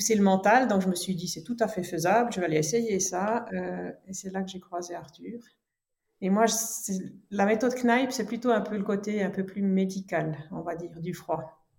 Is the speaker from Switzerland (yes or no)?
yes; French-speaking Switzerland, Romandy, Switzerland; je suis née en Suisse romande, donc du côté francophone. Mes parents sont de germanophone, mais moi, je suis née ici en Suisse romande